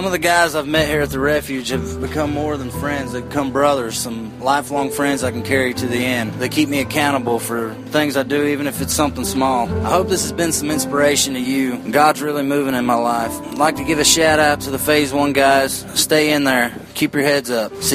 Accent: Knoxville, Tennessee, United States; 25. I'm from Knoxville, Tennessee. I'm currently in phase two here at the refuge.

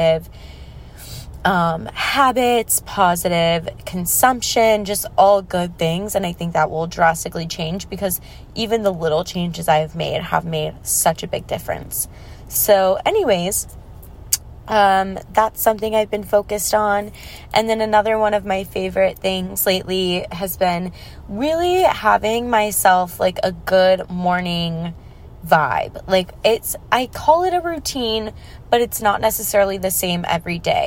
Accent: Texas, United States; now in Los Angeles, United States; growing up in Texas

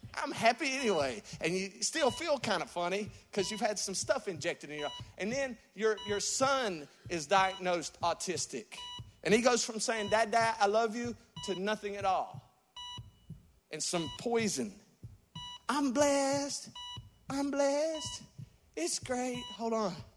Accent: West Virginia, United States; I'm from West Virginia. We got deers and bears

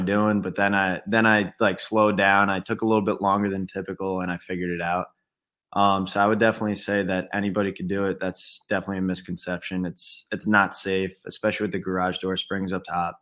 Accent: New York, United States; moved away as an adult; now in Naples, Florida, United States; I'm originally from New York.

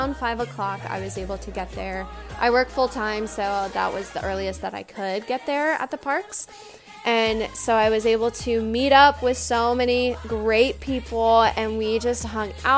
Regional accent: California, United States; I am from California, I grew up going to Disney

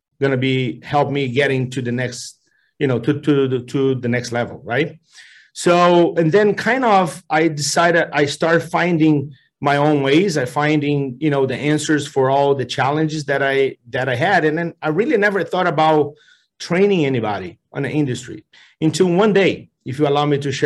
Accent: Brazil; moved away as an adult; now in United States; I'm from Brazil, and although I'm a Brazilian

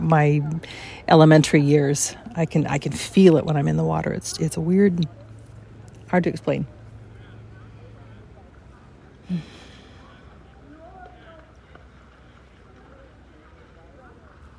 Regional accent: Los Angeles, California, United States; moved away as an adult; I grew up in Los Angeles

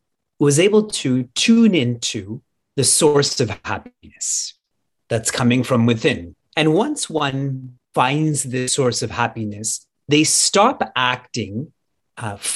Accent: Niagara Falls, Ontario, Canada; I was born and raised and live in Niagara Falls, Canada

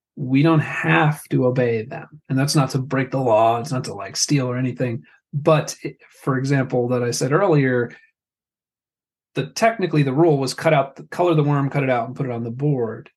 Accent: New Jersey, United States; I am Italian. I grew up in North Jersey

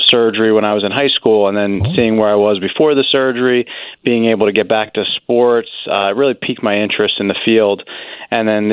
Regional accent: New Jersey, United States; now in Pennsylvania, United States; I'm from New Jersey originally and have family nearby

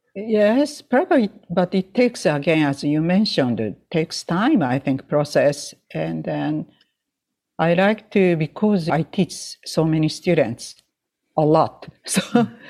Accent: Sapporo, Hokkaido, Japan; English is a second language; now in United States; from my hometown Sapporo to Tokyo

